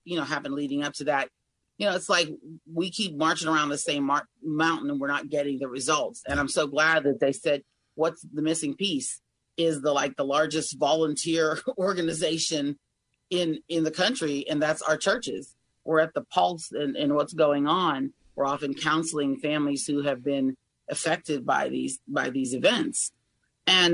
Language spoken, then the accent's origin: English; Greene County, Pennsylvania, United States; also born or lived in Washington County, Pennsylvania; now in Allegheny County, United States; I've lived most of my life in Washington County. I was raised in Greene County, okay, but I moved to Allegheny County a little over a year ago